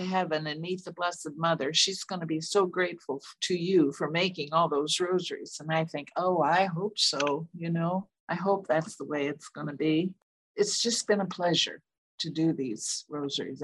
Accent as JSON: {"language": "English", "town": "Rushville", "country": "United States", "tie": "born or raised there", "moved": "yes", "said": "my hometown of Rushville"}